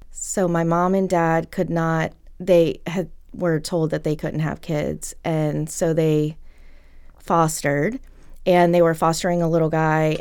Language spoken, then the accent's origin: English; Lynchburg, Virginia, United States; I grew up in Lynchburg